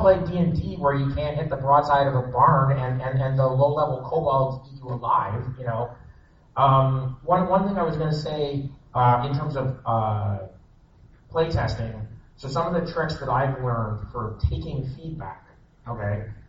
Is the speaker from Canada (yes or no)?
yes; Canada; I'm Canadian.